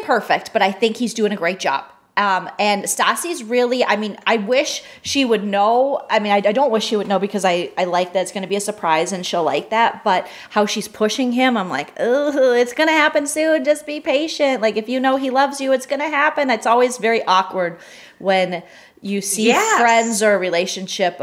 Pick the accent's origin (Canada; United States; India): United States; Minnesota; as a Minnesotan